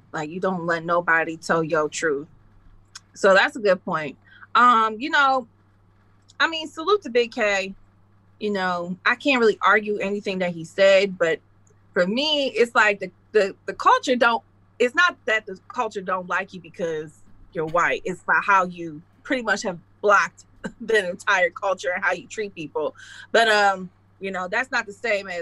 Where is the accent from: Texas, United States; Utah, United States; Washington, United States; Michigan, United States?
Michigan, United States; Detroit; moved away as an adult; also born or lived in Ohio; because I'm from Detroit